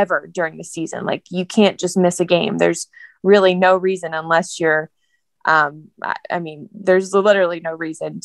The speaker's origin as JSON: {"language": "English", "region": "Georgia", "country": "United States", "said": "I'm from Georgia."}